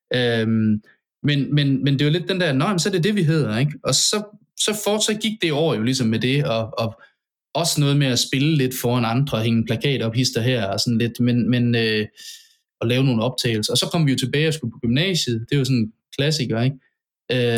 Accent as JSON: {"language": "Danish", "area": "Central Jutland", "region": "Central Denmark Region", "country": "Denmark", "tie": "born or raised there", "moved": "as an adult", "said": "jeg, altså, fem hundrede meter fra mit barndomshjem"}